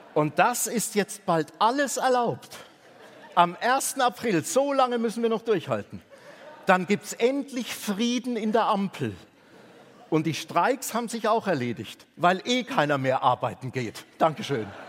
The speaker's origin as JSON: {"language": "German", "region": "Bavaria", "country": "Germany", "tie": "born or raised there", "said": "Ich bin in Bayern aufgewachsen"}